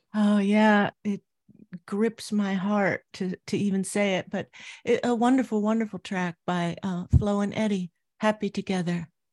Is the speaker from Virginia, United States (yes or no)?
no; Anaheim, California, United States; I grew up in Southern California, Anaheim, California, to be specific.